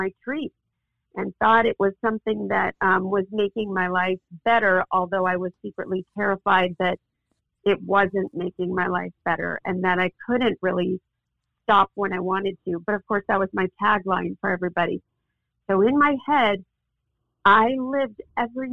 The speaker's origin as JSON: {"language": "English", "town": "Mountain View", "region": "California", "country": "United States", "tie": "born or raised there", "also_born_or_lived": "Los Angeles / Azusa", "said": "I was raised in the Silicon Valley in Mountain View."}